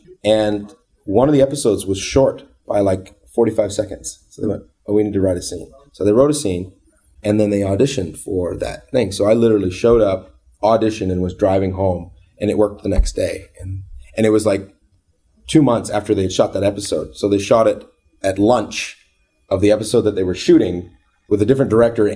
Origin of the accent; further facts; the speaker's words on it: Canada; I'm a Canadian